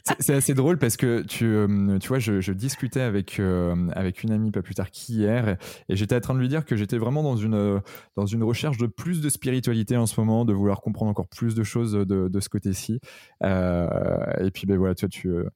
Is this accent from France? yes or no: yes; Redon, Brittany, France; je suis né à Redon